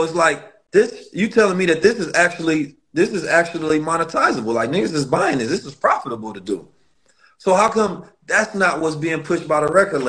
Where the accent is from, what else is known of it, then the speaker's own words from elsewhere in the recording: St. Louis, Missouri, United States; also born or lived in Oakland; I'm from Oakland, and I grew up in St. Louis, so I know the streets very well.